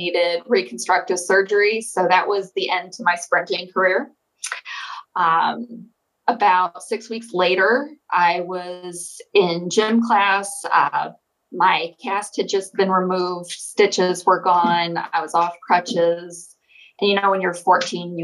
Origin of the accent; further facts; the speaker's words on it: Holland, Michigan, United States; I grew up in Holland, Michigan, right on Lake Michigan